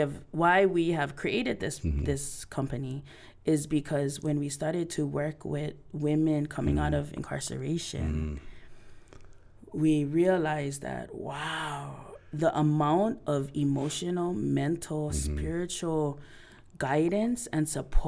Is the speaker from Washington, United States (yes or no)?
no; Hilo, Hawaii, United States; moved away; also born or lived in Oahu; I'm from Big Island.